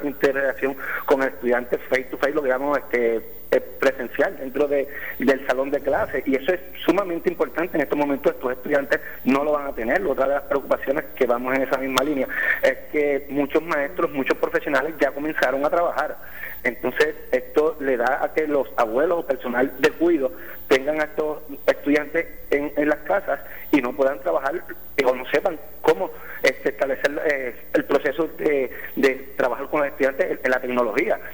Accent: Villalba, Puerto Rico; also born or lived in Orocovis; soy, vivo en la colindancia entre Villalba y Orocovis

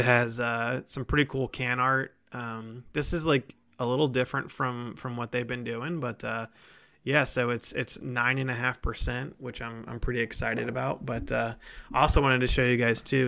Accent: Columbus, Ohio, United States; moved away as an adult; now in Cincinnati, United States; I'm from Columbus in, originally

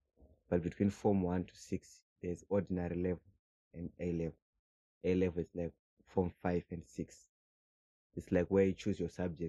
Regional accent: Zimbabwe; moved away as an adult; now in South Africa; I'm from Zimbabwe. I'm aged 23. I've been in Zimbabwe for a long time. I think maybe from since I was born, 2000 till 2018. Then I came here to South Africa.

